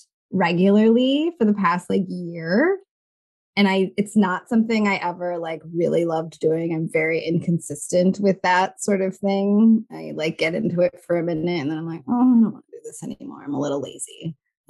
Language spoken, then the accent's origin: English; Michigan, United States; also born or lived in Chicago; I grew up in Michigan, but I moved to Chicago